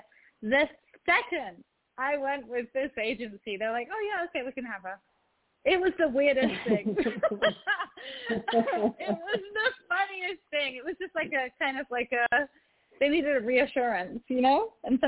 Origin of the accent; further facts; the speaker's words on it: Egypt; also born or lived in England; So I'm Egyptian, and as well as English, and I've spent a lot of time in Egypt